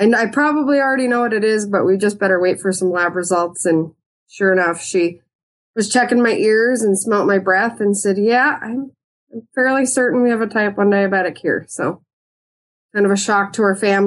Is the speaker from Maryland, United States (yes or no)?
no; Helena, Montana, United States; I was born and raised in Helena. I went to school in East Helena